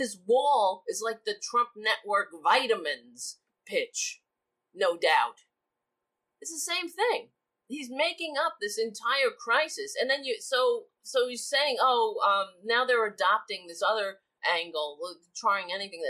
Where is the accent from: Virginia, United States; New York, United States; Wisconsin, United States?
New York, United States; New York City; I grew up on Staten Island, so it's the only Republican borough in New York